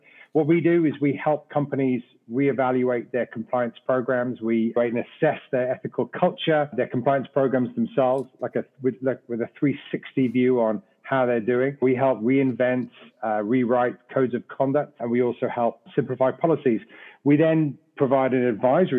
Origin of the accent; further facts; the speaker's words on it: Wales, United Kingdom; moved away as an adult; also born or lived in London; now in United States; Originally from Wales, I'm a Welshman